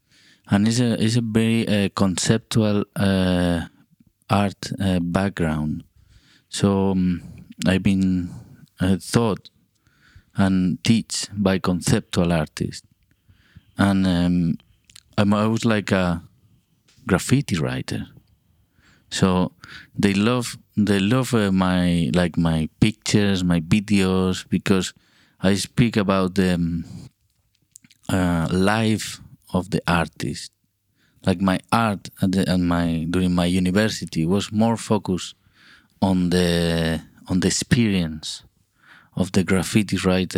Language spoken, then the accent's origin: English; Burgos, Castile and León, Spain; English is a second language; also born or lived in Vitoria / Madrid / Santander; I live in kind of different cities because of where I was born is in Burgos, is in the middle north part of Spain. And at that time, for the work of my father, we traveled to different cities. So I live also in Vitoria, Madrid, and Santander.